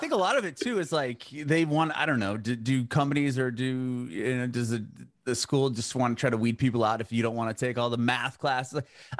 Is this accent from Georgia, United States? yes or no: no; Poway, California, United States; I grew up in Poway.